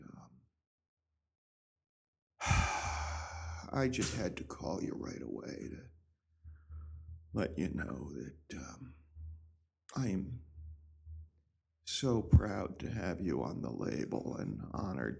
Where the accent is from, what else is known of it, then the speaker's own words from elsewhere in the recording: Schuylerville, New York, United States; moved away; also born or lived in Hartford, Connecticut; Grew up in upstate New York, mm-hmm. in a small town called Schuylerville